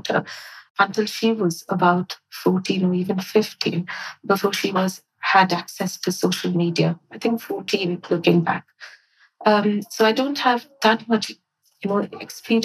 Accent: India; now in United Kingdom; I grew up in India, so my education was very different

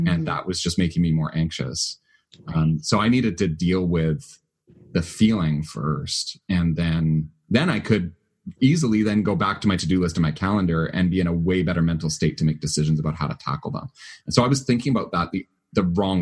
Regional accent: Canada; I'm Canadian

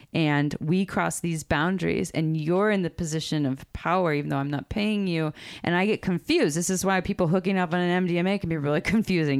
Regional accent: Santa Cruz, California, United States; We grew up in Santa Cruz

